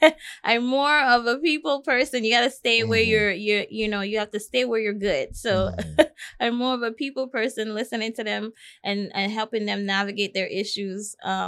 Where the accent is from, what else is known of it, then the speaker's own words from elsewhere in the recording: U.S. Virgin Islands; now in United States; Well, as I said, I grew up primarily in the Virgin Islands, and both of my parents are from the Caribbean.